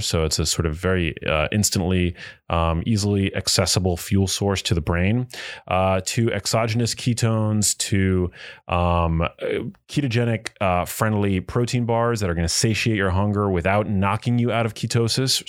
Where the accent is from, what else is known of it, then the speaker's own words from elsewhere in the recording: New York City, New York, United States; growing up in New York City